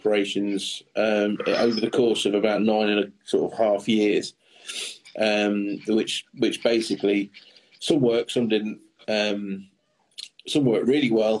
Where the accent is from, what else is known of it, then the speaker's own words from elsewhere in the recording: Boston, East Midlands, United Kingdom; moved away as an adult; also born or lived in Stoke-on-Trent / Surrey; We moved over to Boston in Lincolnshire